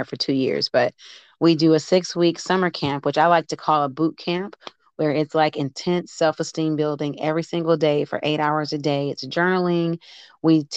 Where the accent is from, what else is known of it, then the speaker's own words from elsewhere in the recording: Detroit, Michigan, United States; also born or lived in Green Bay, Wisconsin / Evansville, Indiana; now in New Albany, Indiana, United States; I'm originally from Detroit, Michigan